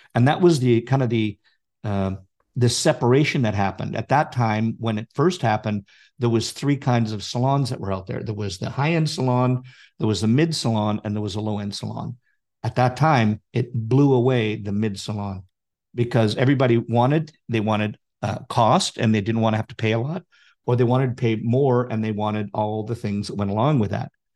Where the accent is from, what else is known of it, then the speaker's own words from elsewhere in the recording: Canada; I'm Canadian